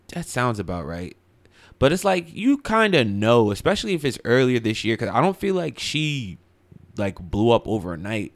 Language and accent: English; Highland Park, New Jersey, United States; I'm originally from Highland Park